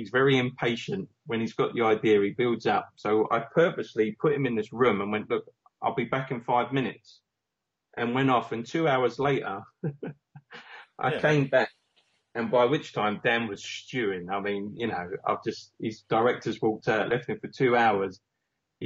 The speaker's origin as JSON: {"language": "English", "town": "Romford", "region": "London", "country": "United Kingdom", "tie": "born or raised there", "said": "my hometown, Romford"}